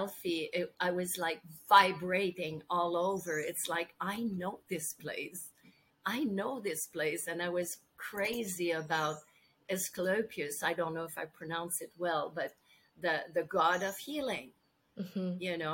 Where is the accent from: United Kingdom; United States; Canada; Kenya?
Canada; English is a second language; I'm French Canadian, and I worked in English most of my life